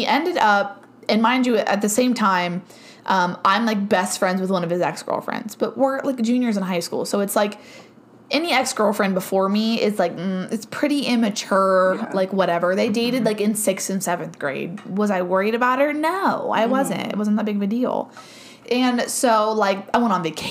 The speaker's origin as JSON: {"language": "English", "town": "Cambridge", "region": "Ohio", "country": "United States", "tie": "born or raised there", "said": "my hometown because there was more things there in Cambridge, Ohio."}